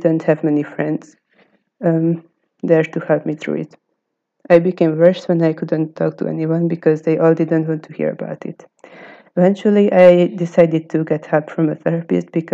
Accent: Hungary; from Hungary

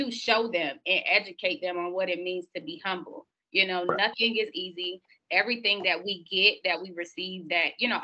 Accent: Miami, Florida, United States; moved away as an adult; now in Tallahassee, United States; born and raised in Miami, the oldest of three children, came from Miami to Tallahassee

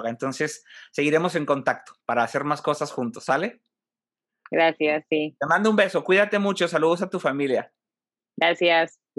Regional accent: Monterrey, Nuevo León, Mexico; nos está dando mucho más de qué estar orgullosos, este, como mm, regiomontanos, como mexicanos

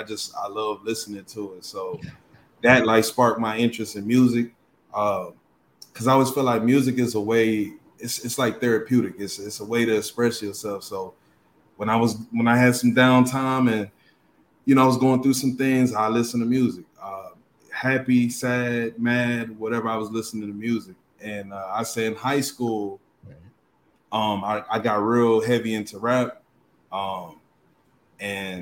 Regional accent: Austin, Texas, United States; also born or lived in Galveston, Texas; I'm originally from Galveston, Texas, but I'm born and raised. I'm raised here in Austin, Texas

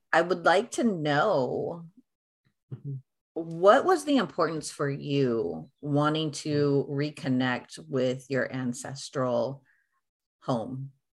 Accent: United States; having being a first generation in America

